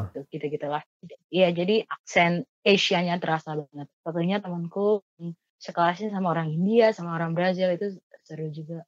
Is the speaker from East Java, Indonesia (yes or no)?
yes; Surabaya, East Java, Indonesia; aku anak Surabaya asli